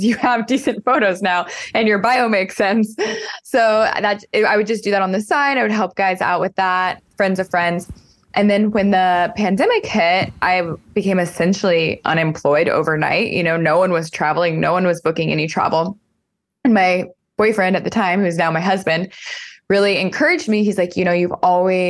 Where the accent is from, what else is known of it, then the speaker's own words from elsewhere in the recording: Arizona, United States; also born or lived in San Francisco, United States; now in Austin, United States; I am 33 and I live in Austin, Texas, but I'm originally from Arizona.